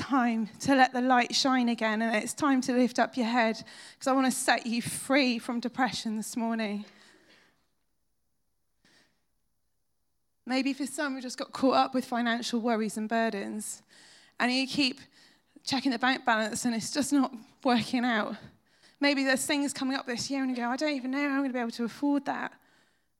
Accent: United Kingdom; we're British

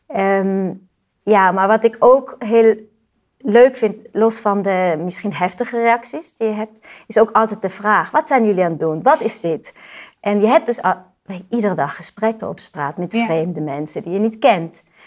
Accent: Switzerland; moved away; Ik kom uit Zwitserland

